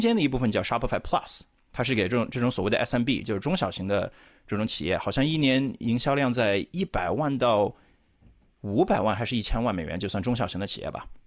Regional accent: Chongqing, China; moved away as an adult; now in United States; 从小在重庆长大的，然后也是十多年前到美国这边来读本科的

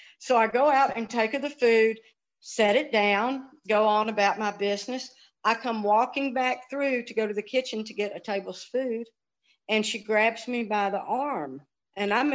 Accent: Memphis, Tennessee, United States; also born or lived in Helena, Arkansas; I grew up in Memphis, went to Messick High School, went to campus school for elementary

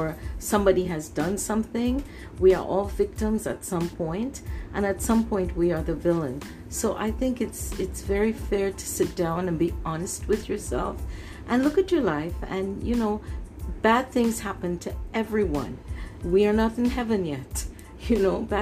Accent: Canada; also born or lived in Trinidad; I grew up here in Canada

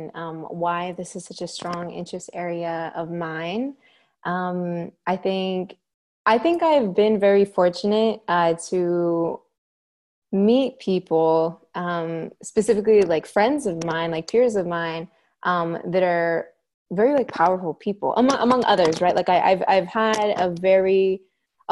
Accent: Junction City, Oregon, United States; now in Corvallis, United States; I grew up in Junction City, Oregon

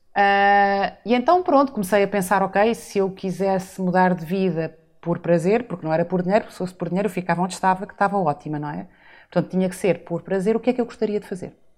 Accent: São Miguel, Azores, Portugal; moved away as an adult; also born or lived in Lisbon; eu sou açoriana, nasci e cresci em São Miguel

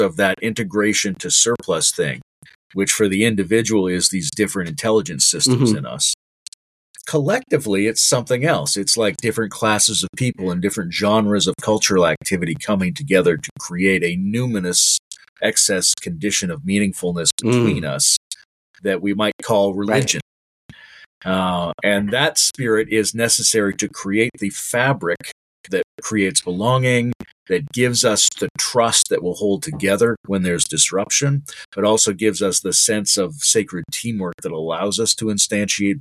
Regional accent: Canada; now in Ontario, Canada; as a Canadian

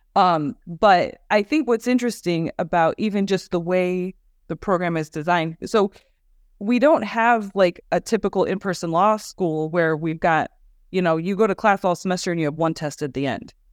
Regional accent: Ohio, United States; I was born and raised in Ohio.

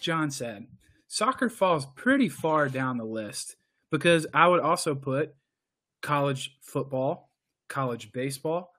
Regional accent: United States; as an American

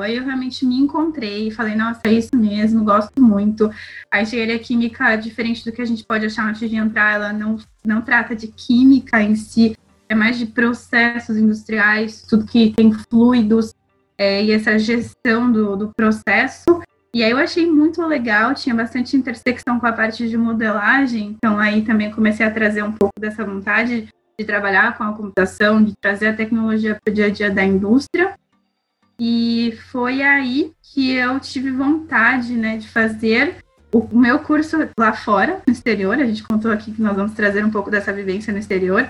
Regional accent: Brazil; moved away as an adult; also born or lived in Belgium; now in France; Eu, como brasileira, não tenho passaporte europeu, só brasileiro

